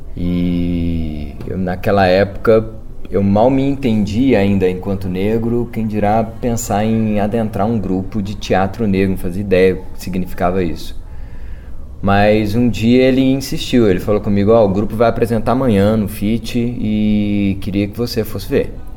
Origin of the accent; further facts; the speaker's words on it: Belo Horizonte, Minas Gerais, Brazil; lá na, na região de Venda Nova, onde eu nasci, estou inserido até hoje